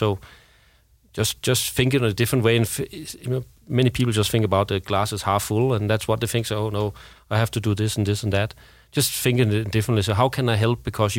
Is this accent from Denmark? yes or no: yes; Denmark; now in Sweden; I remember I came from Denmark and I've been living in Sweden, where you have 1 to 2 years maternity leave, or paternity leave for that matter.